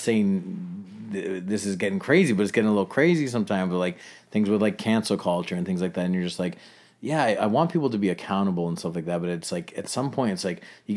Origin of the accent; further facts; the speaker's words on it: Toronto, Ontario, Canada; I grew up in Scarborough where it's like suburban